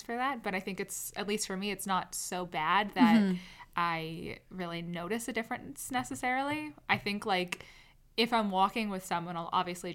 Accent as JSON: {"language": "English", "region": "Connecticut", "country": "United States", "tie": "born or raised there", "said": "I grew up in Connecticut"}